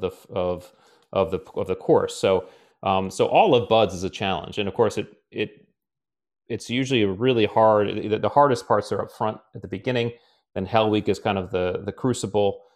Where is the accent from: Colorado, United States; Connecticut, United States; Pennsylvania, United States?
Connecticut, United States; I grew up in Connecticut